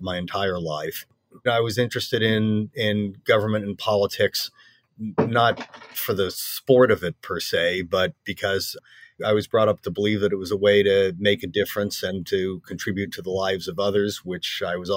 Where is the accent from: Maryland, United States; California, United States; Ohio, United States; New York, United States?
California, United States; moved away as an adult; I grew up in California